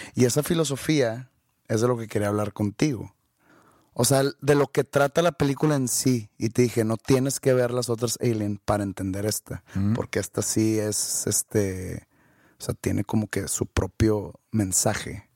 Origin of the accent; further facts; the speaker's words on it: Monterrey, Nuevo León, Mexico; nací en Monterrey, no nací en San Pedro.